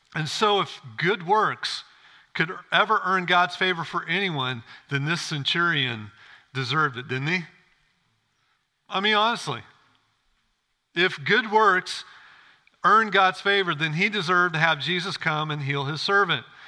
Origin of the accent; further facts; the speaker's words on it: Illinois, United States; I grew up in Illinois, farm country.